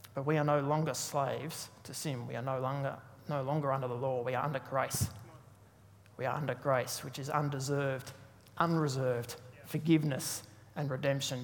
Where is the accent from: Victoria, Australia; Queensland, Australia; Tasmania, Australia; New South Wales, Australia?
Tasmania, Australia; I'm from Tasmania